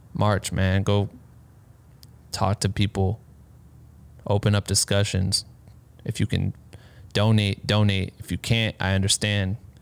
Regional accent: Iowa, United States; I'm from Iowa

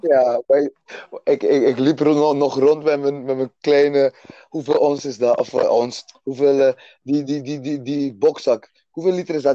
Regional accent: Aruba; now in Netherlands; geboren op Aruba dus. Klein eilandje eh, dicht bij Venezuela daar stuk van Nederland dus, Aruba, Bonaire en Curaçao. Ehm, daar opgegroeid

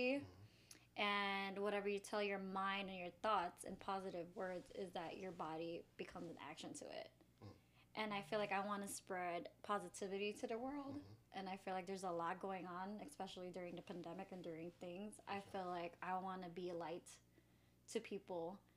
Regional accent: Chicago, Illinois, United States; I'm from Chicago, of course, and I'm a preschool teacher

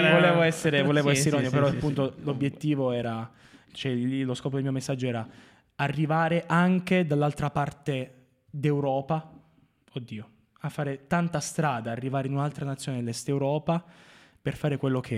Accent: Marconia, Basilicata, Italy; fare qualcosa di buono anche nella mia terra, che a cui

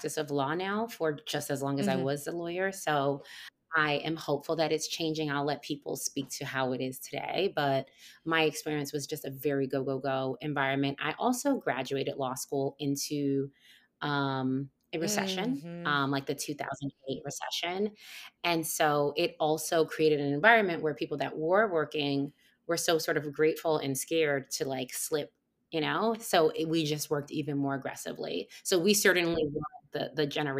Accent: New York, United States; I'm a New Yorker

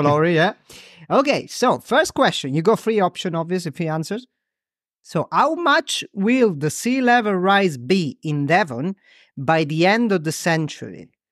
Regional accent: Crotone, Calabria, Italy; now in Ramsgate, United Kingdom; Crotone, my hometown, which is very close to Greece. Right, um, south of Italy

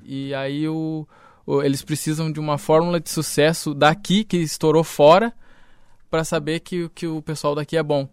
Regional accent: Caçapava do Sul, Rio Grande do Sul, Brazil; also born or lived in Porto Alegre / Bagé; eu nasci em Porto Alegre, mas desde, morei em Bagé e Caçapava.

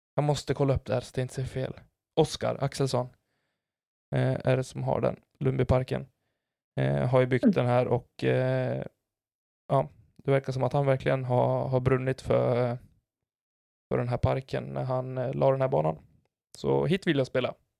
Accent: Falun, Dalarna County, Sweden; moved away

